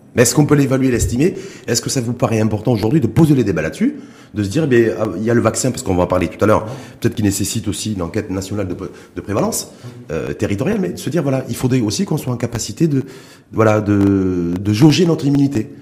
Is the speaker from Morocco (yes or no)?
yes; Morocco; chez nous, au Maroc